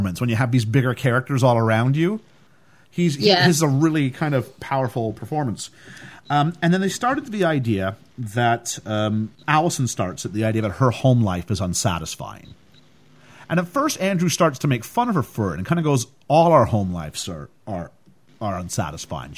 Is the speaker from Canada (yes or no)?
yes; Canada; I come from Canada